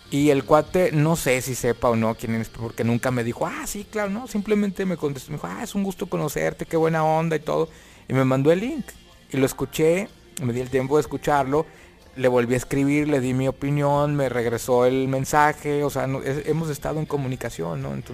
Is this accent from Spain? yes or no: no; Monterrey, Nuevo León, Mexico; la hice en León, Guanajuato. Pero yo soy regiomontano